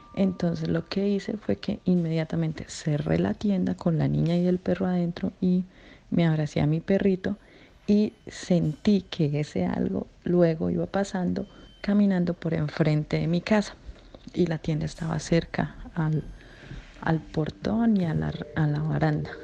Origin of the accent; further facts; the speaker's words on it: Colombia; En Colombia se cree, o lo que yo siempre he escuchado en, mi pueblo donde yo soy